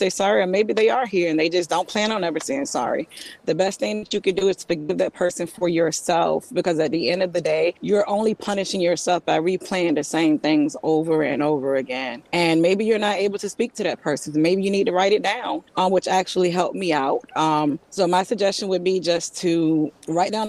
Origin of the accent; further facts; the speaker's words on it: Virginia Beach, Virginia, United States; I'm from Virginia Beach